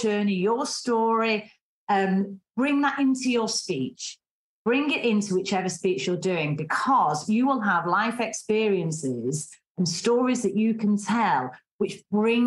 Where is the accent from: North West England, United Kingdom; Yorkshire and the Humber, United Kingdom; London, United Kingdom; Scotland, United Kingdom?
North West England, United Kingdom; Manchester; accent: strong Mancunian; I have a strong Mancunian accent